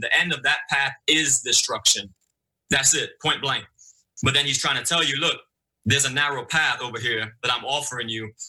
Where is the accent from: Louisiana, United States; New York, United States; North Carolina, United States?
New York, United States; New York City; moved away as an adult; also born or lived in Okinawa, Japan; I grew up in Brooklyn, in the streets of Brooklyn